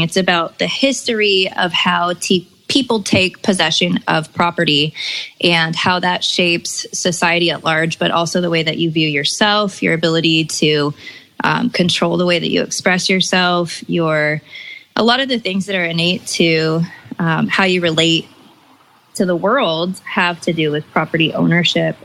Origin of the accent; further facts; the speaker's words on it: Bay Area, California, United States; also born or lived in Chico, California; now in San Diego, United States; I am originally from the Bay Area, then Chico, and currently living in San Diego, California